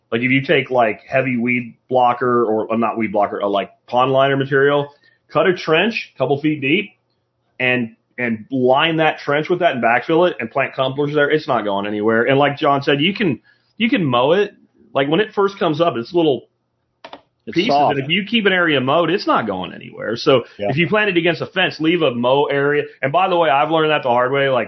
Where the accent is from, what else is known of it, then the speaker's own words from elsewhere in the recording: Jacksonville, Florida, United States; when I was a kid growing up in Jacksonville, Florida, where everything grows